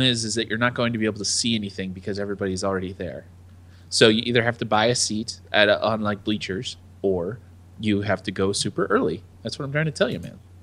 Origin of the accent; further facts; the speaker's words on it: United States; I'm an American